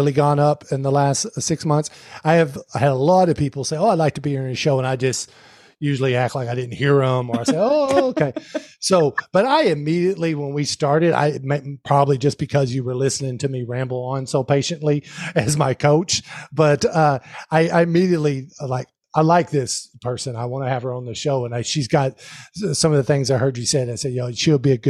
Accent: the South, United States; I come from the South

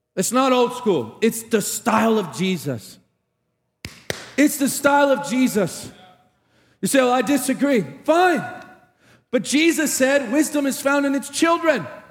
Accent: Tarpon Springs, Florida, United States; moved away; Chris and I grew up in the same hometown, a little Greek town named Tarpon Springs

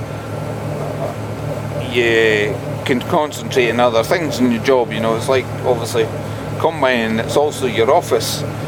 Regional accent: Scotland, United Kingdom

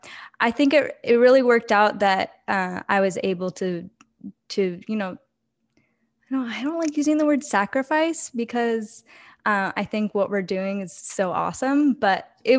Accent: Oregon, United States; because I'm from Oregon. So okay. I went to Portland State in Oregon, lived there most of my life.

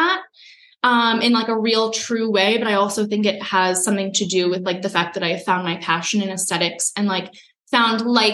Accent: Long Island, New York, United States; I'm from Long Island

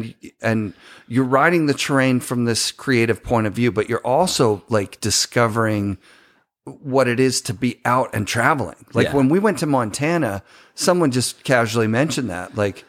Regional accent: Ontario, Canada; when I moved from Ontario, so I'm in an Ontario transplant

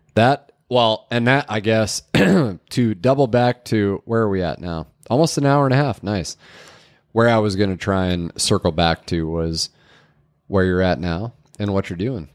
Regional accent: Wisconsin, United States; I grew up catching in Wisconsin

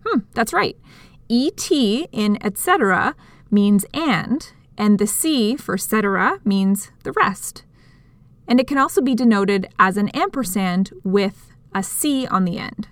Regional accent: Canada; speaking as a Canadian

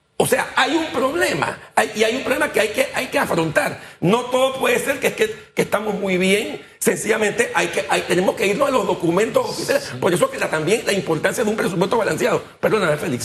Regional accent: Panama; los panameños somos un poco apáticos

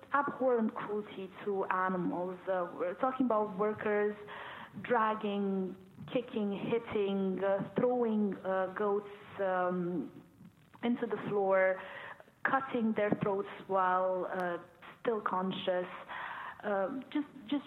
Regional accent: Romania; moved away as an adult; now in United Kingdom; I am originally from Romania

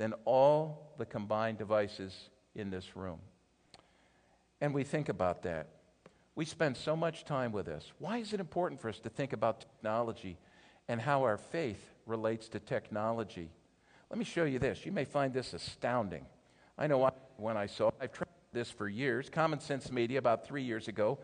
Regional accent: Philadelphia, Pennsylvania, United States; I'm from the Philadelphia area

